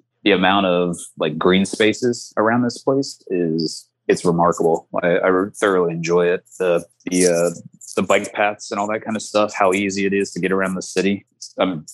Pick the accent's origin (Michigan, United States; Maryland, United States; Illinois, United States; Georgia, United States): Maryland, United States; moved away as an adult; now in Columbus, United States; I'm from Maryland